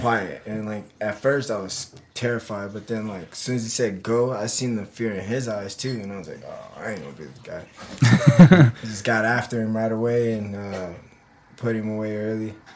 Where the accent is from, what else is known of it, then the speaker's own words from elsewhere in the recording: Omaha, Nebraska, United States; moved away as an adult; I'm from Omaha, Nebraska.